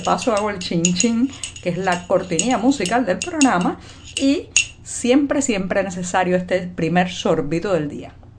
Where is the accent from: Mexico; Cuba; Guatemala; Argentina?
Cuba; cubana, periodista, ciudadana